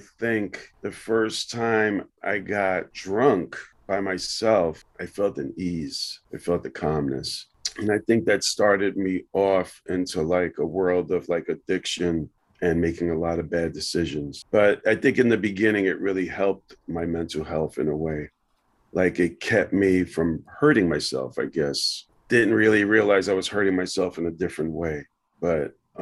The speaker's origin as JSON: {"language": "English", "town": "New York City", "region": "New York", "country": "United States", "tie": "born or raised there", "said": "I grew up on the Lower East Side of Manhattan"}